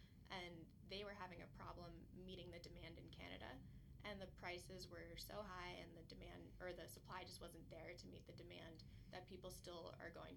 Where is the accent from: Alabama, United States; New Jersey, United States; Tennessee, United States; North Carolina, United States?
New Jersey, United States; now in Utah, United States; I'm from New Jersey